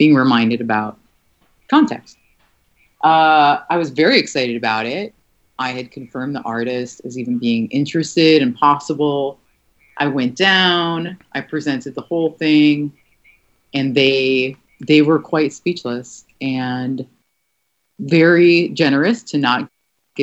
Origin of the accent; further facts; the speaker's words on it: United States; I'm an American